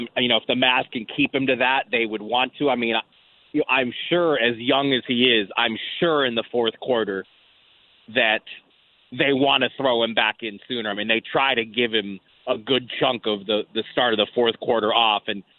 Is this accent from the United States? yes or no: yes; California, United States; It's a little bit like – I grew up in Southern California mostly, and when Gretzky first got to the Kings, I felt like he was 2-3 steps ahead of the game